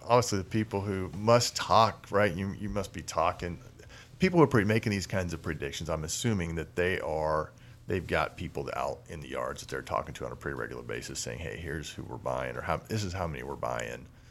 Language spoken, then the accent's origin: English; Illinois, United States; moved away; growing up in Illinois